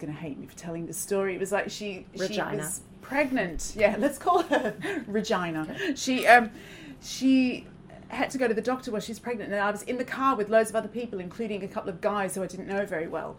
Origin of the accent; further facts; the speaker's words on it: Australia; also born or lived in England; now in United Kingdom; I'm not from Britain and I'm from Australia, but I've lived here a long time.